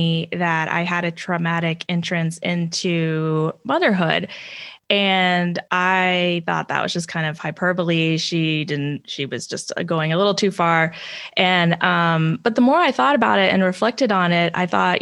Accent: Texas, United States; also born or lived in Spain / Turkey / New York / Georgia; I was born and raised in Texas, but I've also lived in Spain and Turkey and New York and Georgia and a myriad of places

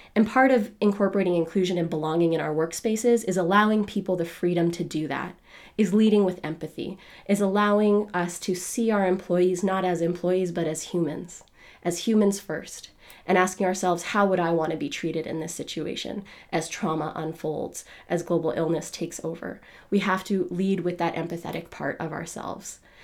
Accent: Canada; I was born in Canada

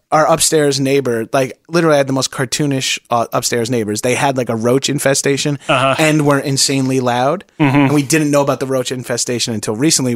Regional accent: Long Island, New York, United States; growing up in Long Island

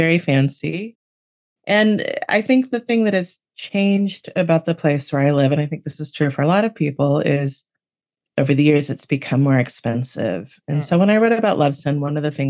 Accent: Miami, Florida, United States; now in Western Massachusetts, United States; I grew up in Miami.

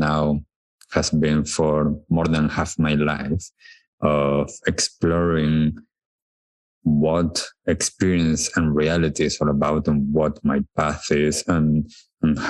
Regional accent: Buenos Aires, Argentina; I was born in Buenos Aires in Argentina. I was born to a wonderful family, wonderful parents, siblings, grandparents. It was a really nice childhood.

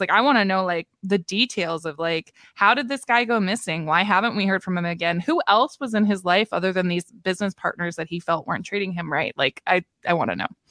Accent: Maritime provinces, Canada; moved away; even though I'm from Maritime Canada

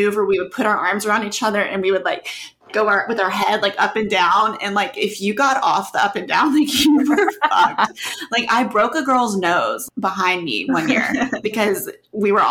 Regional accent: Oxford, Mississippi, United States; growing up in Oxford

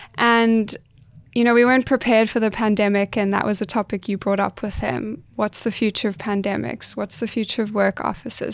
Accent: South Africa; now in Australia; I'm South African.

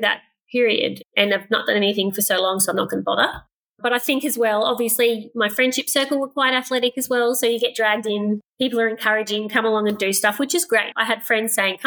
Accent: Queensland, Australia; also born or lived in Inglewood, Queensland / Gympie, Queensland / Brisbane, Queensland; I grew up rurally, so I guess a lot of that is running around outside. So I was born in Inglewood, which is probably 3 hours west of here, about 900 people in the town. So nearly everyone were sheep farmers. Moved to Gympie

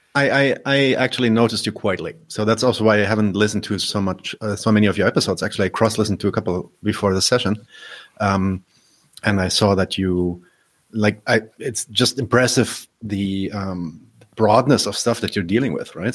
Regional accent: Berlin, Germany; I'm German born. I'm from Berlin.

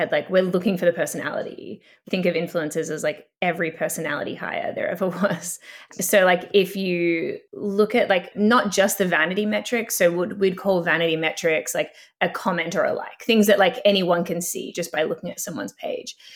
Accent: Australia; now in Canada; I came to Canada from Australia

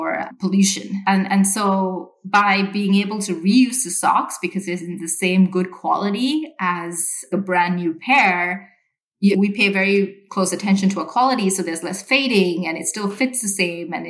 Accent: Sri Lanka; moved away; I grew up in Sri Lanka

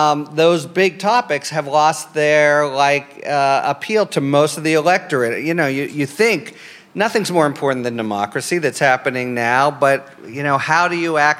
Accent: Pennsylvania, United States; I'm from Pennsylvania.

